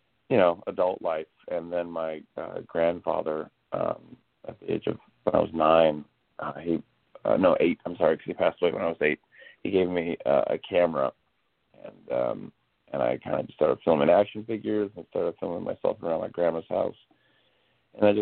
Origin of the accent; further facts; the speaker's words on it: Orange County, California, United States; also born or lived in Los Angeles; I was born in Orange County